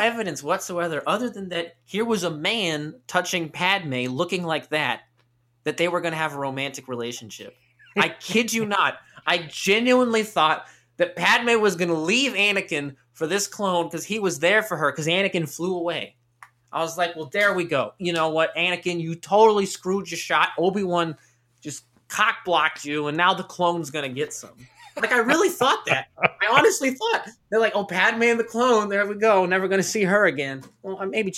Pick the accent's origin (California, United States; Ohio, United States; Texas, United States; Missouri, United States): Texas, United States; Austin; also born or lived in New Jersey; I was born in Austin, but I was living in New Jersey at the time, moved back to Austin 3 weeks after the movie came out